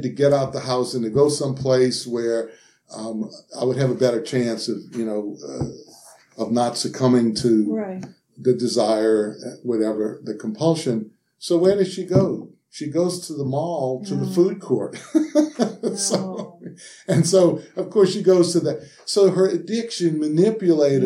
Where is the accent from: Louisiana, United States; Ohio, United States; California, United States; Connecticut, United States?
Louisiana, United States; New Orleans; I'm from Louisiana and grew up in New Orleans